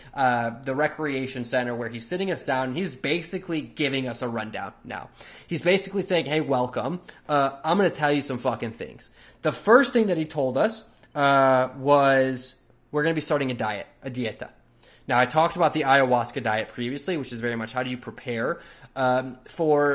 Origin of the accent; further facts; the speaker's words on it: Chicago, Illinois, United States; I'm from Chicago